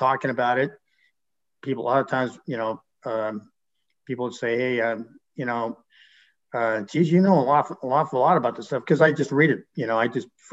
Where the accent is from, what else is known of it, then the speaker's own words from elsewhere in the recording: Santa Maria, California, United States; moved away as an adult; also born or lived in San Luis Obispo; now in Clovis, United States; I come from the Central Coast. I grew up around San Luis Obispo and Santa Maria, and went to high school in Santa Maria.